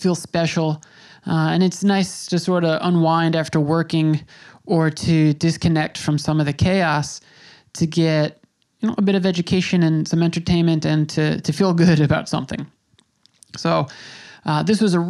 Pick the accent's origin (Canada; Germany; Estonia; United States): United States; moved away; also born or lived in New York City; growing up in America